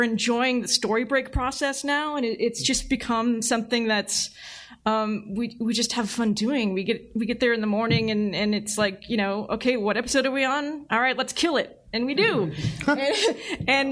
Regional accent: San Francisco Bay Area, California, United States; I grew up in the Bay Area

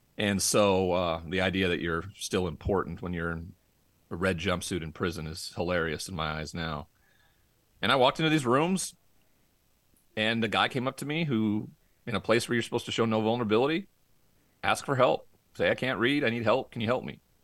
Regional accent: Montana, United States; moved away; growing up in Montana and that cowboy culture

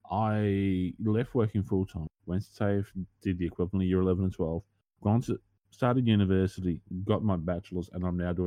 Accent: Australia; I'm Australian

